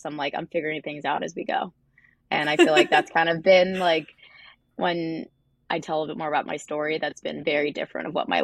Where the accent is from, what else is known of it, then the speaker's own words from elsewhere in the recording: Cornwall, New York, United States; moved away as an adult; now in Manhattan, United States; Originally, I'm from Cornwall, New York, which is an hour north of Manhattan